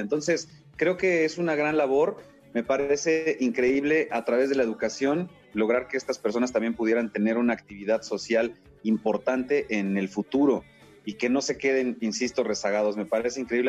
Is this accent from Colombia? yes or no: no; Mexico; somos muchos los mexicanos